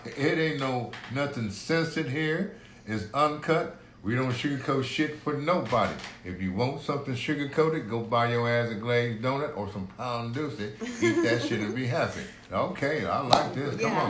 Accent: Corpus Christi, Texas, United States; I was born and raised in Hillcrest.

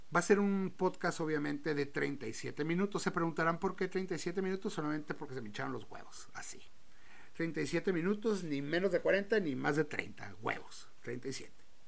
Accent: Tijuana, Baja California, Mexico; Soy de Baja California, soy de Tijuana, cabrón. Soy de aquí de Tijuana

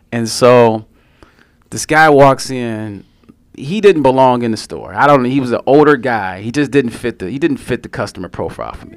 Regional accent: Detroit, Michigan, United States; I'm from Detroit

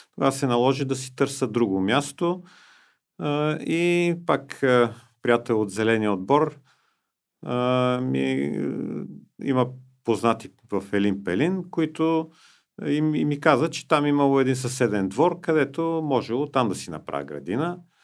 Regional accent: Sofia, Sofia City, Bulgaria; аз иначе живея и съм роден в София

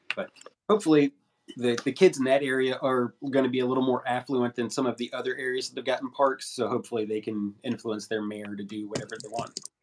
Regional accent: St. Albans, West Virginia, United States; now in Charleston, United States; in my hometown of St. Albans

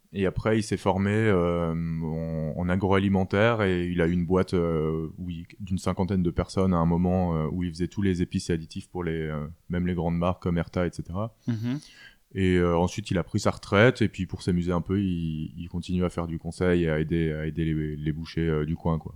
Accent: Alsace, Grand Est, France; moved away as an adult; also born or lived in Strasbourg / Rosheim / Roppenheim / Paris; J'ai grandi euh, d'abord dans le sud Alsace, euh, à côté d'Aubernay, dans un petit village qui s'appelle Rossheim. Mhm. Et j'ai ensuite euh, déménagé à Roppenheim, dans le nord de l'Alsace

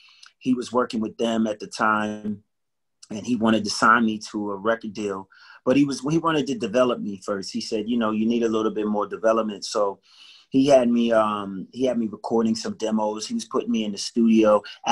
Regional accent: Willingboro, New Jersey, United States; It was great growing up in Willingboro.

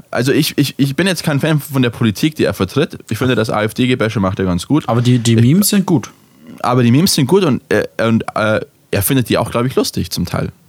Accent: Bavaria, Germany; wenn ich irgendwo bin in Österreich und sie mich fragen, wo ich her bin, und ich sage aus, aus Deutschland, aus, aus, Bayern, ja, in der Nähe von Braunau, so 15 Minuten mit dem Auto

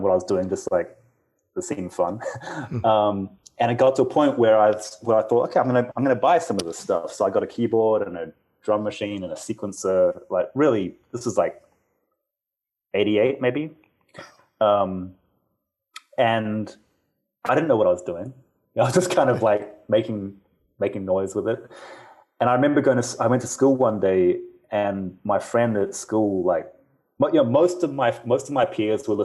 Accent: Auckland, New Zealand; moved away as an adult; now in Los Angeles, United States; I grew up in New Zealand

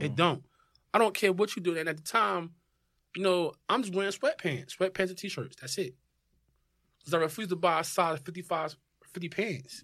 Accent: Newark, New Jersey, United States; moved away as an adult; also born or lived in California / San Diego; born and raised in Newark

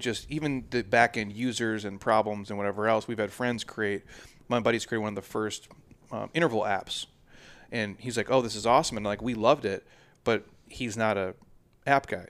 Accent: Minnesota, United States; moved away; I grew up in Minnesota

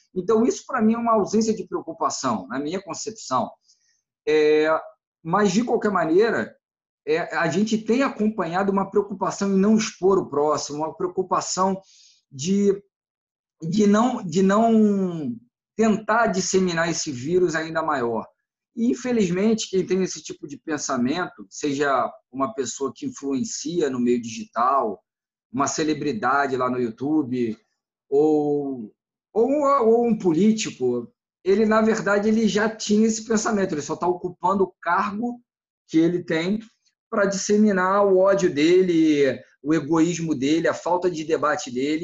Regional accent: Brazil; como brasileiro de um modo geral

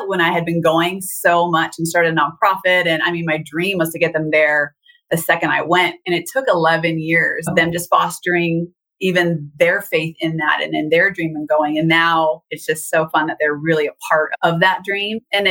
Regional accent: Southern California, United States; I grew up in Southern California on top of a mountain

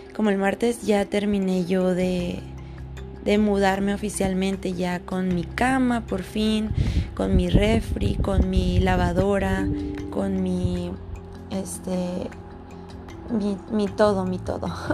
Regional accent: Sonora, Mexico; moved away; vengo de Sonora, donde hace un infierno

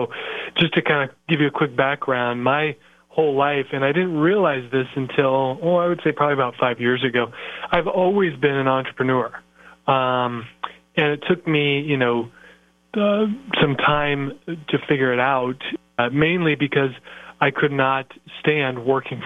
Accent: Iowa, United States; I am from Iowa, yes, the great state of Iowa.

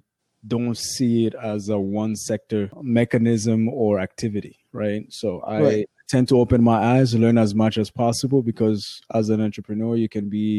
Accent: Burundi; now in Canada; born in Burundi, born and raised in Burundi. I've been living in Canada for better half of my life.

